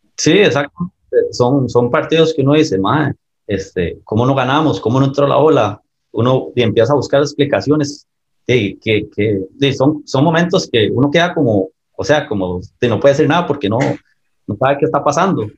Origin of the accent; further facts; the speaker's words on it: Escazú, San José, Costa Rica; me crié en, Escazú, en el Atlético de Escazú